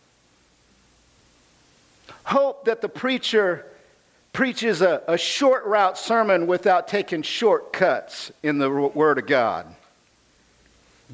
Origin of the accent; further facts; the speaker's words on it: United States; I'm American